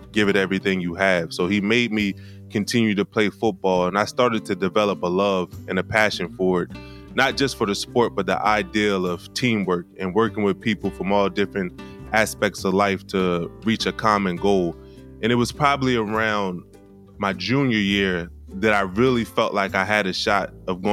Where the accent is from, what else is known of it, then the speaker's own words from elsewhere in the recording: Wilmington, Delaware, United States; I grew up in Wilmington, Delaware, and I attended the Penn State University.